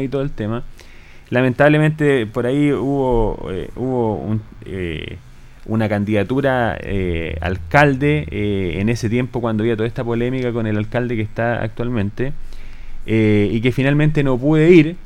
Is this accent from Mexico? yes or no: no; Colbún, Maule, Chile; Yo soy de Colbún originario, estudié en el liceo comercial también acá